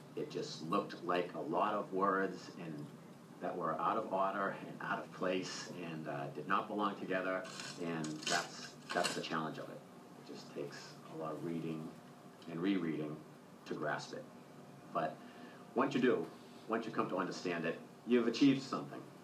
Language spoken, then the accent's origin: English; Braintree, Massachusetts, United States; I'm from Braintree, Massachusetts